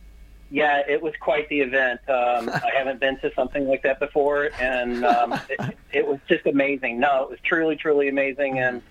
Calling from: St. Louis, Missouri, United States; I'm calling from St. Louis, Missouri.

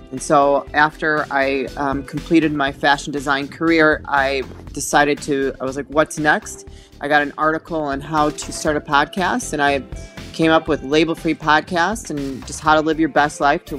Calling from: Chicago, Illinois, United States; I'm joining you from Chicago, Illinois.

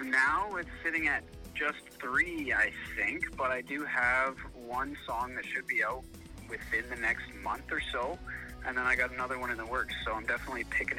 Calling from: Burnaby, British Columbia, Canada; I'm coming from Burnaby, BC.

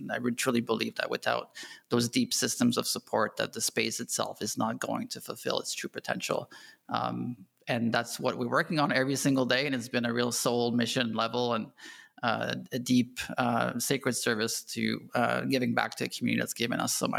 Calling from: Canada; moved away as an adult; I'm calling from beautiful Bali, where we moved 2 months ago from Canada.

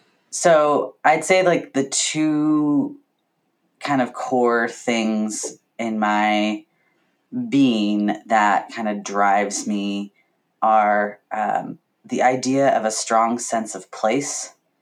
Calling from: Vancouver, Washington, United States; I am on traditional Cowlitz and Chinook territories, now known as Vancouver, Washington. The other Vancouver, as I like to call it.

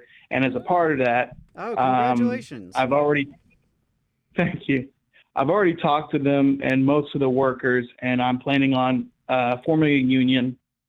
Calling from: Gadsden, Alabama, United States; Gadsden, Alabama.

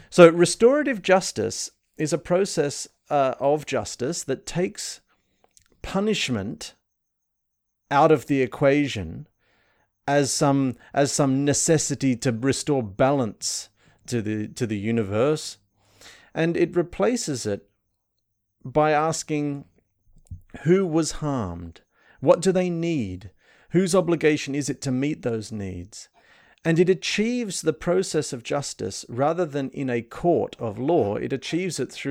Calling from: Sydney, New South Wales, Australia; So I'm … and I'm joining from Sydney.

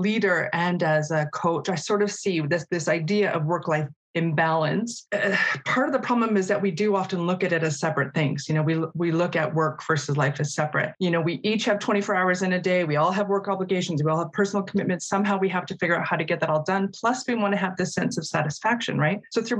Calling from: Calgary, Alberta, Canada; I want to acknowledge that I'm participating from Mokinsis in Calgary, the traditional territories of the Blackfoot Confederacy.

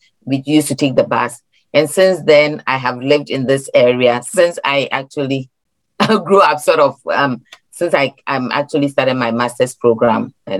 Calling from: Cadenceville, Maryland, United States; I'm calling from Cadenceville, Maryland. So Cadenceville is very close to Baltimore City, about 10-15 minutes from Baltimore City.

